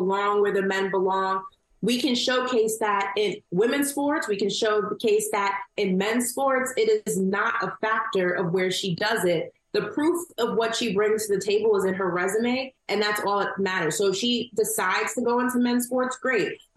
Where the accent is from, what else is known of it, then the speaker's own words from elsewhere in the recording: New York, United States; I'm from New York.